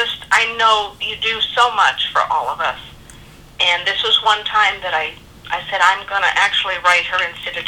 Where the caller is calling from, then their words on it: California, United States; I'm calling from California.